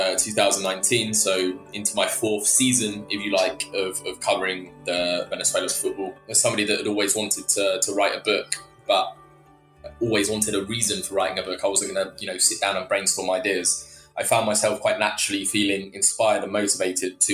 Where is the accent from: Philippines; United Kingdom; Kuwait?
United Kingdom; England; an English person